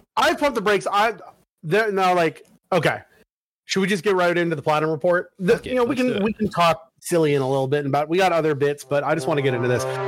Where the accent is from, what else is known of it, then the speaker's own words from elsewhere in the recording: Oregon, United States; I'm from Oregon